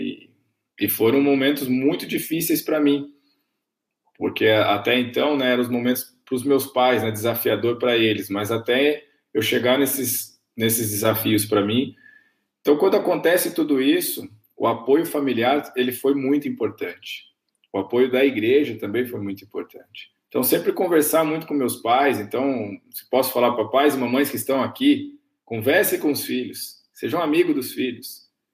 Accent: Camanducaia, Minas Gerais, Brazil; eu cresci em Camanducaia, Minas Gerais, uma grande cidade, cidade do interior de Minas

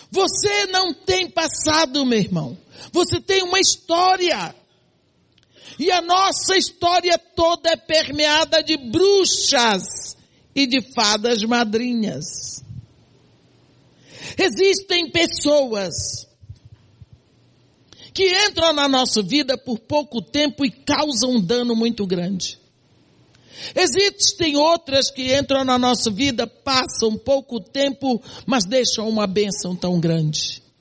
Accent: Santarém, Pará, Brazil; born there; moved away; also born or lived in Bahia; Nasci em Santarém do Pará. Mudei para Bahia, outro cenário, para um colégio de freira.

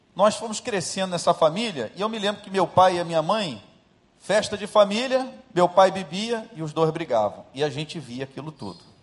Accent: Rio de Janeiro, Brazil; eu saí de Jacarepaguá

